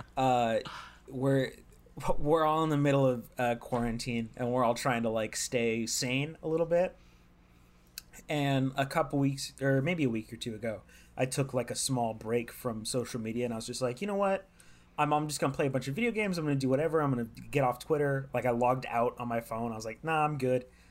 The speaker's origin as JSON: {"language": "English", "region": "California", "country": "United States", "said": "I'm from California"}